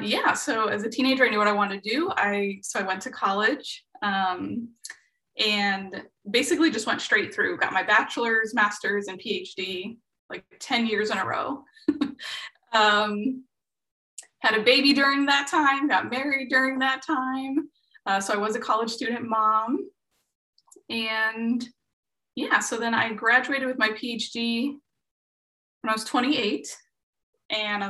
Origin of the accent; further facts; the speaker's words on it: Midwest, United States; I grew up in the Midwest, in a low SES family